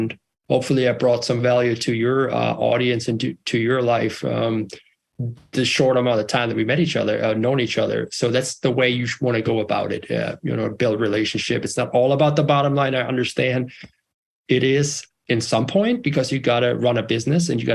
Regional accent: Germany; now in United States; I'm bilingual, German and English, born and raised in Germany, and moved out west to find the American dream

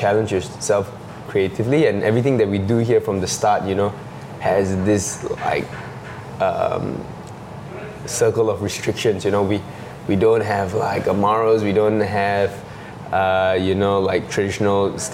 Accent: Singapore; growing up in Singapore

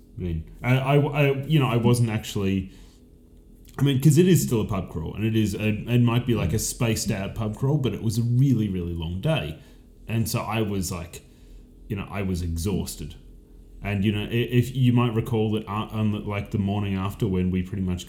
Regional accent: Ballarat, Victoria, Australia; born or raised there

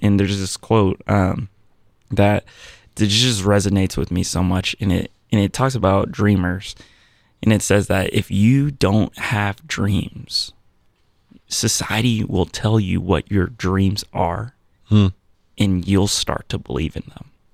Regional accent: Virginia Beach, Virginia, United States; moved away as an adult; now in Columbus, United States; born and raised in Virginia Beach

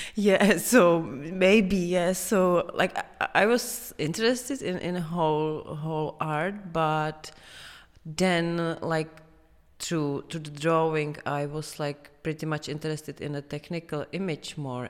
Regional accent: Prague, Czechia; I am from Prague, from here.

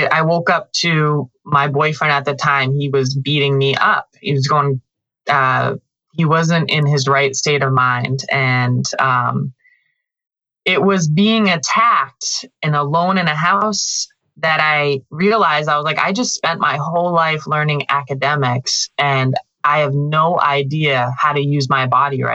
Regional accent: Western Massachusetts, United States; moved away; I grew up in the countryside of Western Massachusetts. Very rural, little town

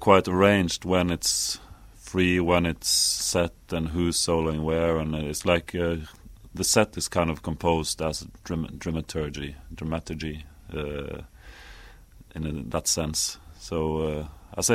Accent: Norway; we come from Norway, all of us

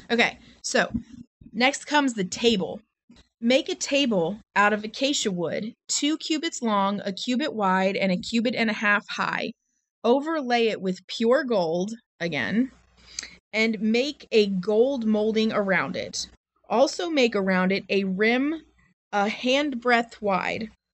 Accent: United States; I'm American

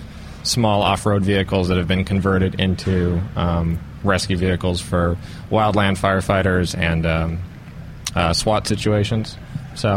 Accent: Los Angeles, California, United States; I'm from Southern California, the Los Angeles area

